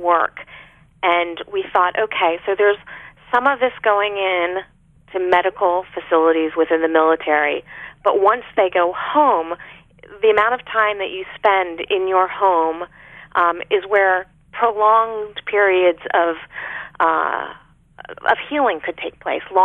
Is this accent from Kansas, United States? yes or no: no; Arlington, Virginia, United States; my family doctor growing up in Arlington, Virginia